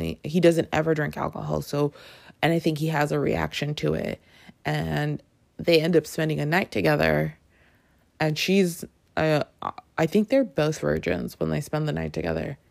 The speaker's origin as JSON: {"language": "English", "town": "Toronto", "region": "Ontario", "country": "Canada", "tie": "born or raised there", "said": "I grew up in Toronto, and Toronto has yearly a huge Caribbean festival called Caribana"}